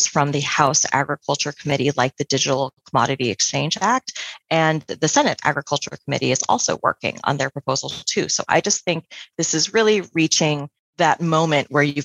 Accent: Central Valley, California, United States; I'm from the Central Valley in California, which is a rural area. And I did 4-H and competed at the California State Fair and the County Fair

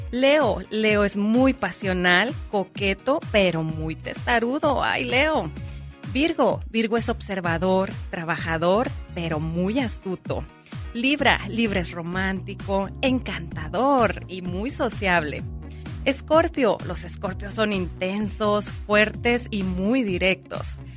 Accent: Navolato, Sinaloa, Mexico; Nabolato, Sinaloa.

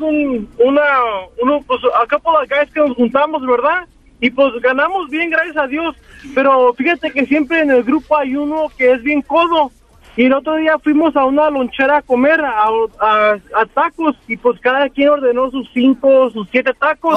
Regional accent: Salinas, California, United States; now in Fresno, United States; Nací en una ciudad muy hermosa llamada Salinas

